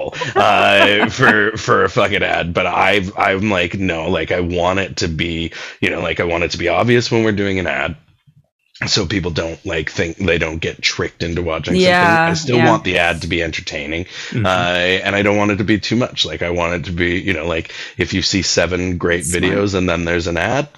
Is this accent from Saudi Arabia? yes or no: no; North Vancouver, British Columbia, Canada; also born or lived in Pickering, Ontario / Toronto; I grew up in Lynn Valley in North Van.